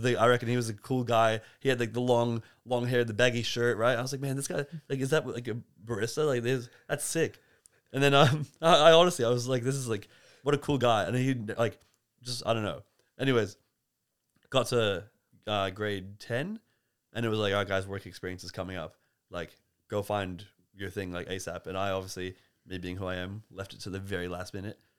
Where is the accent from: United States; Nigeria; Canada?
Canada; now in Melbourne, Australia; I was born in Canada